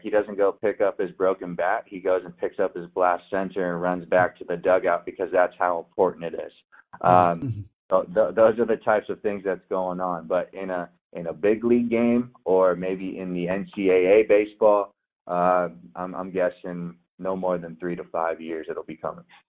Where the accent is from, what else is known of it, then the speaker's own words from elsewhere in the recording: San Diego, California, United States; moved away; also born or lived in Oregon; I grew up in San Diego